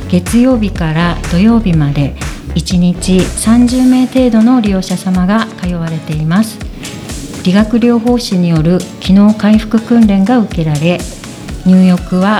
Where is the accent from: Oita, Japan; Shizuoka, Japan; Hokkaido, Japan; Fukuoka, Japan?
Hokkaido, Japan; Obihiro; 帯広ですね。はい、帯広育ちです、